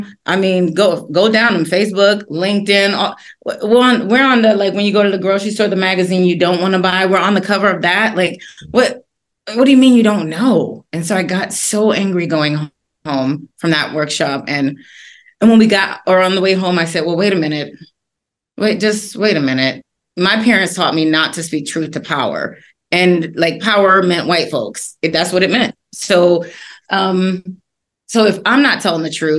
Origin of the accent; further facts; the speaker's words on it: Washington, District of Columbia, United States; I'm originally from Washington, D.C.